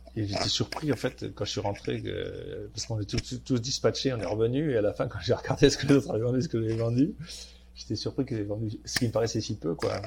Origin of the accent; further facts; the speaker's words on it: Marseille, Provence-Alpes-Côte d'Azur, France; moved away as an adult; also born or lived in Paris / Silicon Valley; j'ai un nom du Nord, mais j'ai grandi à Marseille.